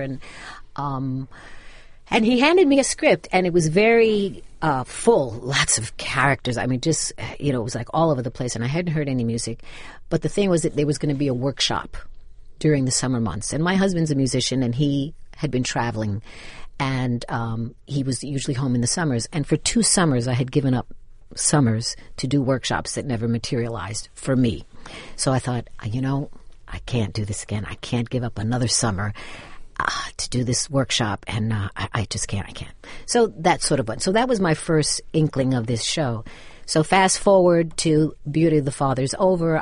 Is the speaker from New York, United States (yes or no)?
yes; New York City, New York, United States; also born or lived in Bronx, New York / Manhattan, New York; now in New Jersey, United States; I was raised in Brooklyn